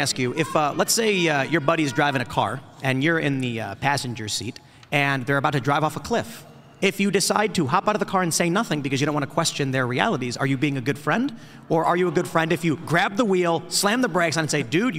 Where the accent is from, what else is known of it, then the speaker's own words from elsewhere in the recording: Chicago, Illinois, United States; I grew up in Chicago.